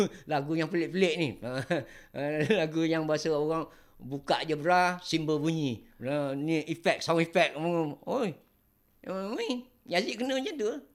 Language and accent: Malay; Kelantan, Malaysia; moved away; also born or lived in Johor; aku orang Kelantan